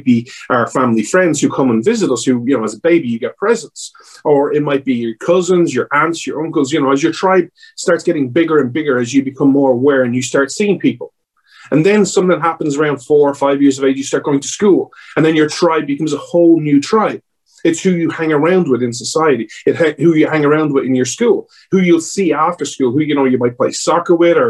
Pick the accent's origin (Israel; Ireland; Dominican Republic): Ireland; accent: Irish